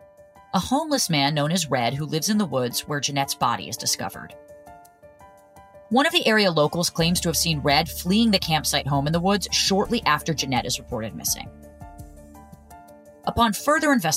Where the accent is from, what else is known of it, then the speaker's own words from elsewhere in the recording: New Jersey, United States; Growing up in New Jersey